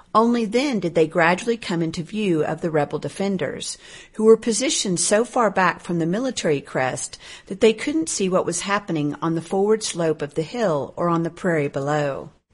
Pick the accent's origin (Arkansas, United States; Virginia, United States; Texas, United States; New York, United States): Arkansas, United States; Fayetteville; moved away; my hometown of Fayetteville in Northwest Arkansas